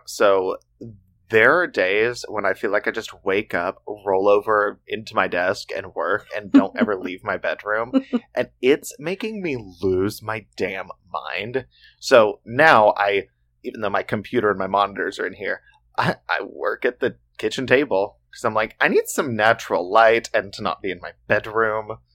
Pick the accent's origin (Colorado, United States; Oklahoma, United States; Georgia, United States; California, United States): Oklahoma, United States; We grew up in Oklahoma